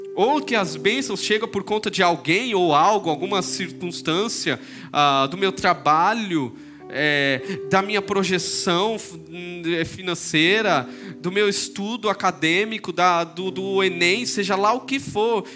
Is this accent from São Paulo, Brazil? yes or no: yes; São Paulo, Brazil; moved away; also born or lived in Belo Horizonte; vim de São Paulo, sou lá de São Paulo